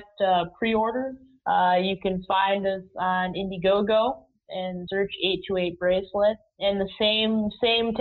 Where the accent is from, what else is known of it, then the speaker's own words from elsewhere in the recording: Rochester, New York, United States; I was born in Rochester, New York